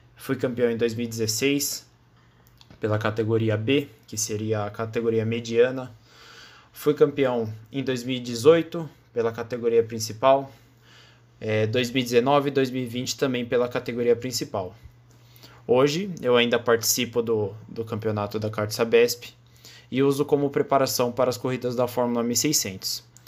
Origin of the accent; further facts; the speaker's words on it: São Paulo, Brazil; eu tenho 18 anos, eu sou de São Paulo, capital